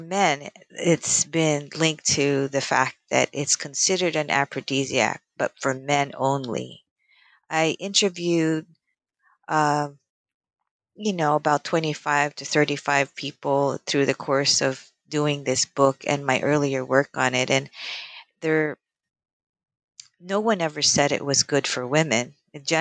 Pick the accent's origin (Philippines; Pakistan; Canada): Philippines; now in United States; I grew up in the Philippines around the 70s